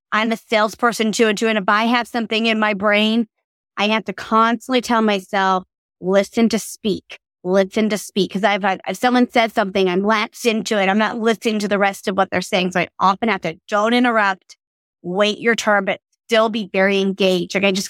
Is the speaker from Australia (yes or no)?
yes; Australia; So I grew up living in Australia, and my family is originally from Mississippi.